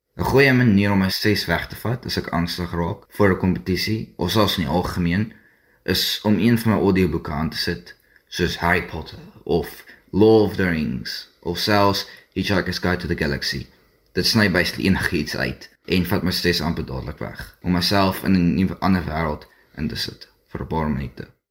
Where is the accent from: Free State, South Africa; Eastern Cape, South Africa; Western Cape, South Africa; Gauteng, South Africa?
Western Cape, South Africa; Mossel Bay; ek is van Mosselbaai af